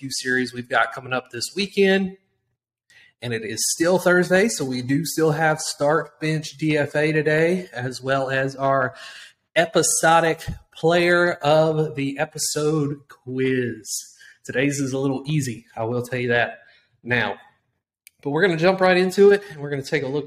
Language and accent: English; Alabama, United States; I'm from Alabama.